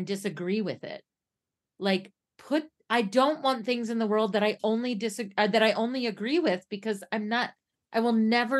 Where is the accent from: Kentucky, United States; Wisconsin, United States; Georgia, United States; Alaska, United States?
Kentucky, United States; my home state of Kentucky